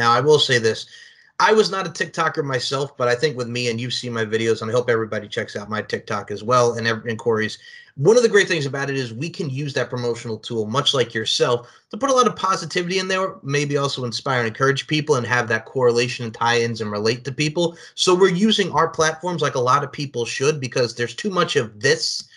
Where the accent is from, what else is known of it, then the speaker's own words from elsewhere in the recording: Long Island, New York, United States; growing up on Long Island, right? Ruth C. Kelly Elementary School